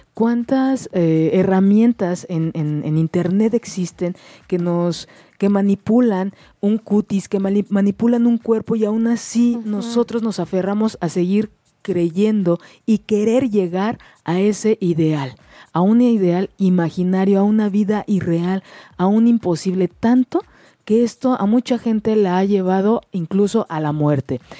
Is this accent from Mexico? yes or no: yes; Mexico; como mexicanos